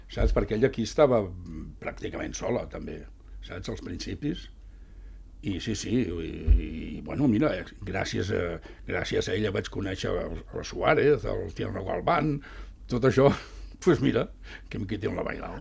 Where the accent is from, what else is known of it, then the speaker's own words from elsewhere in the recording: Barcelona, Catalonia, Spain; vaig néixer a Sant, a Sant Andreu.